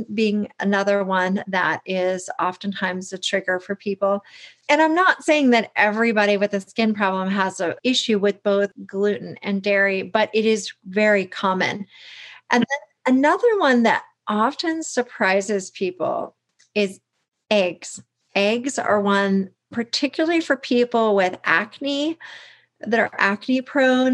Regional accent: the South, United States; I grew up in the South

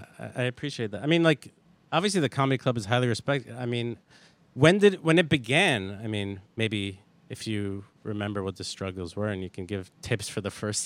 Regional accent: Brooklyn, New York, United States; born or raised there

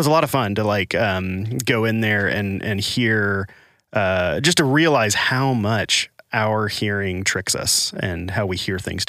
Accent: Arkansas, United States; also born or lived in Los Angeles / Nashville / Washington, D.C.; Well, I was in Arkansas and I lived in LA for a while, lived in Nashville, went back to LA, went to DC. So my accent has just been smeared all over the country. And then sometimes the Arkansas comes out still

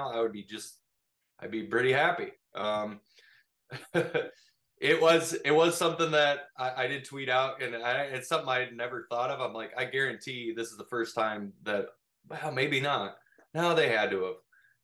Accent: Minnesota, United States; The small town I grew up in Minnesota is actually a 9-man football town.

